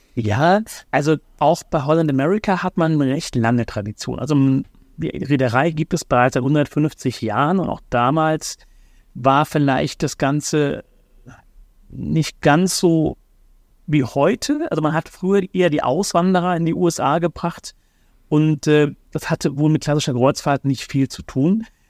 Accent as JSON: {"language": "German", "country": "Germany", "said": "Wir Deutschen"}